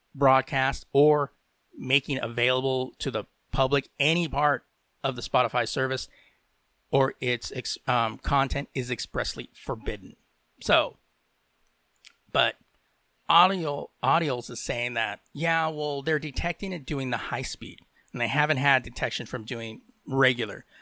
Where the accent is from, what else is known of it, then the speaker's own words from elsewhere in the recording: United States; I am from the United States.